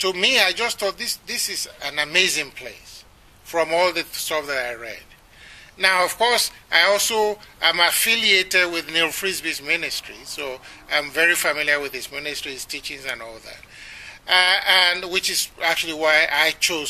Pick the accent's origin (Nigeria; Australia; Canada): Nigeria; moved away as an adult; also born or lived in Ibadan; now in United States; as a Nigerian